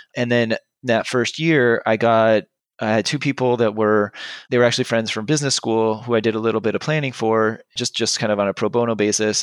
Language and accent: English; Southern California, United States; moved away as an adult; now in Bay Area, United States; I'm from Southern California originally